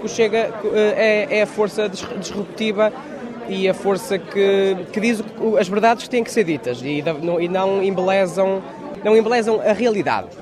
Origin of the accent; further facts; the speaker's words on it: Lisbon, Portugal; viemos de Lisboa, que eu sou de Lisboa